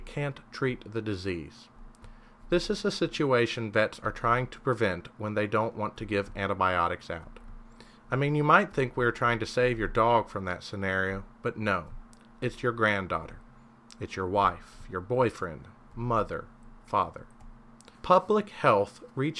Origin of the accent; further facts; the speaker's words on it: Kentucky, United States; I'm from Kentucky. Everyone but me watches basketball here